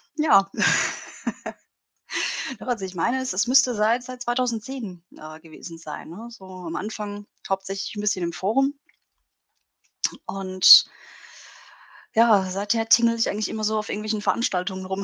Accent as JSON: {"language": "German", "town": "Bruchsal", "region": "Baden-Württemberg", "country": "Germany", "said": "ich komme ja aus, aus Bruchsal, das ist in der Nähe von Karlsruhe."}